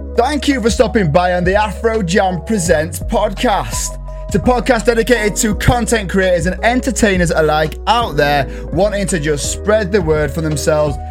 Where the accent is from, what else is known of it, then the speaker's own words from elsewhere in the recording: England, United Kingdom; I'm English